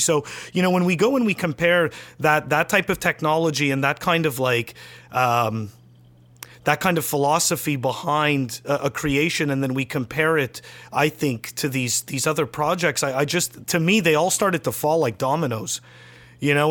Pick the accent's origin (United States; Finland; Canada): Canada; I'm a Canadian